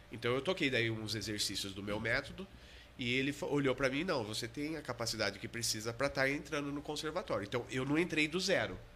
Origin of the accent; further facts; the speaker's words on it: Botucatu, São Paulo, Brazil; Eu sou botucatuense, né? Sou da Gema